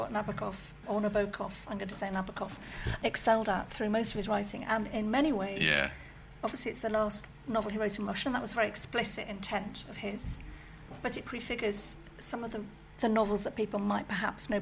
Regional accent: Sheffield, Yorkshire and the Humber, United Kingdom; a pretentious teenager growing up in Sheffield in the 1980s

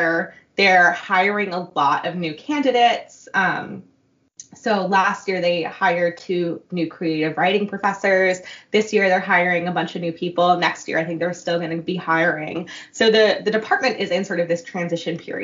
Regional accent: New York City, New York, United States; moved away as an adult; now in Boston, United States; I grew up in Queens, in sort of around, like, the Flushing area.

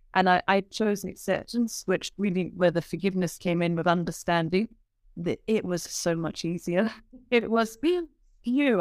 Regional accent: United Kingdom; I'm a British woman

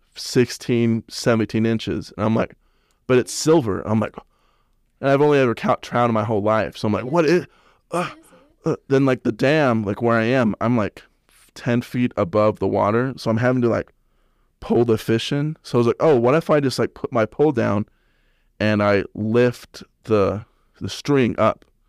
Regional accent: Salt Lake City, Utah, United States; I'm from Salt Lake

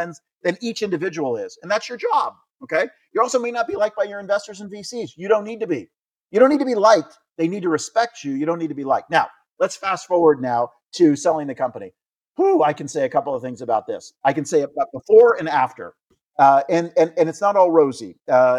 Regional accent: United States; I'm American

